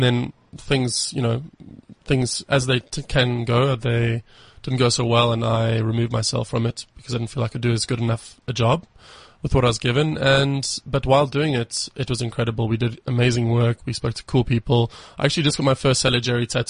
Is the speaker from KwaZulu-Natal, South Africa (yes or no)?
no; Johannesburg, Gauteng, South Africa; moved away as an adult; also born or lived in Cape Town / Edinburgh / Munich; I'm from Johannesburg